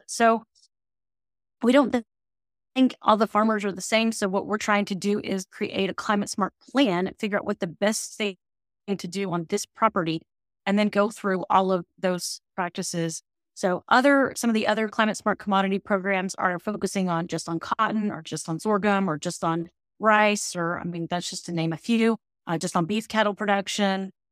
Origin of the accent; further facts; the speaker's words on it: Temple, Texas, United States; also born or lived in College Station, Texas; I grew up in Temple, uh, which is about an hour and a half from here